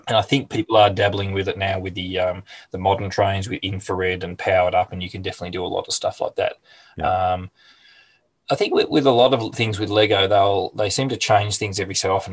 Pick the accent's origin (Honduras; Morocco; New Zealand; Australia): Australia; Hastings, Victoria; I'm in a little town called Hastings, which is about an hour's drive south of Melbourne on the Mornington Peninsula. Um, mm. lived here all my life. I have moved away, but I ended up coming back to my hometown